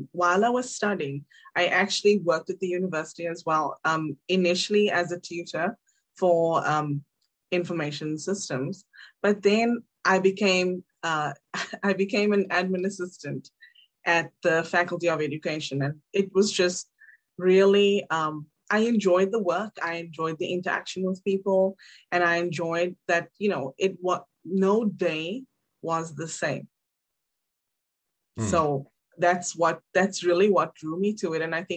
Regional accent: South Africa; moved away as an adult; also born or lived in Cape Town; I'm originally from South Africa. I was born in Cape Town, raised in two different cities.

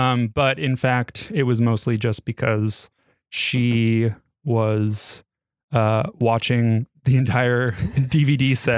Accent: New York City, New York, United States; Born and raised there.

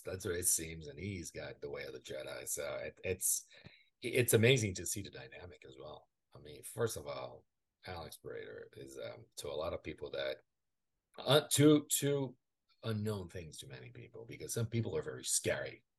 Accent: Brazil; English is a second language; now in United States

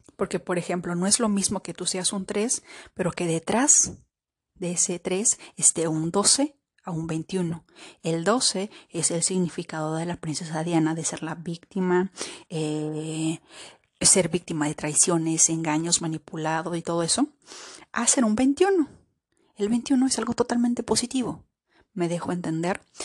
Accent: Peru; moved away; he estado en Perú, he estado en mi país

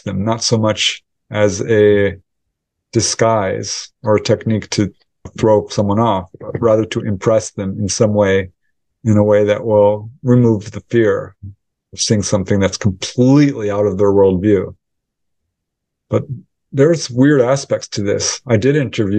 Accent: Topanga, California, United States; my hometown of Topanga Canyon

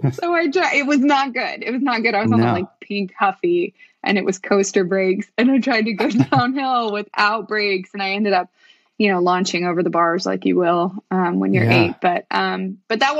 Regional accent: west of Fayetteville, Northwest Arkansas, United States; also born or lived in Texas; We moved from Texas when I was four to a little bitty town just west of Fayetteville. It's like the one town west of Fayetteville. And I grew up on a farm out there.

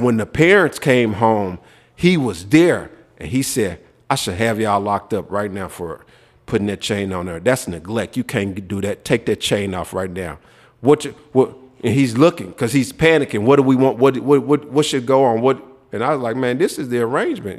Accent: Memphis, Tennessee, United States; growing up in Memphis

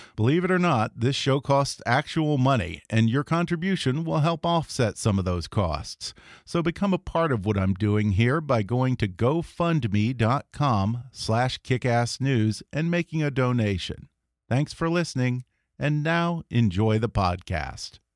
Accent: Texas, United States; I grew up in Texas

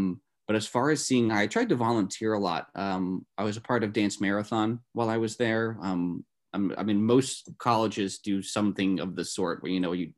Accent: New Jersey, United States; So like I'm from Northern New Jersey, so I'm not too far from the New York State border.

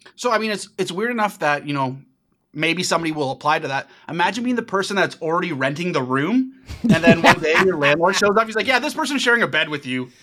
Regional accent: Ajax, Ontario, Canada; my hometown of Ajax, Ontario

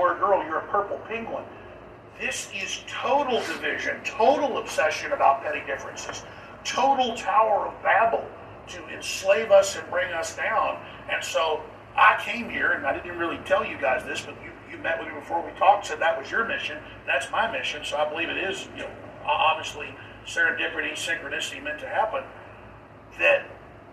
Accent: Dallas, Texas, United States; When I grew up in Dallas

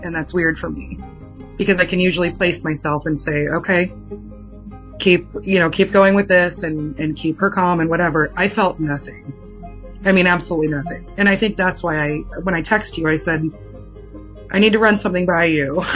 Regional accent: San Diego, California, United States; I'm from California, um, San Diego

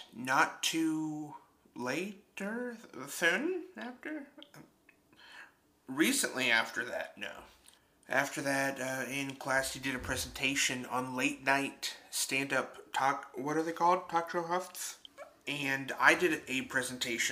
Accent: Brazil; moved away; also born or lived in Michigan; My second language. I grew up in Brazil

